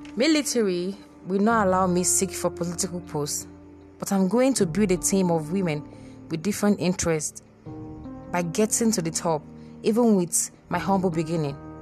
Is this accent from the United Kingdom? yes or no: no; Nigeria; I'm a Nigerian Navy personnel in the making.